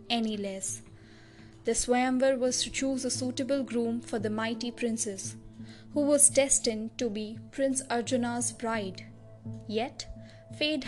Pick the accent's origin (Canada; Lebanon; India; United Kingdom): India; New Delhi, Delhi; I hail from New Delhi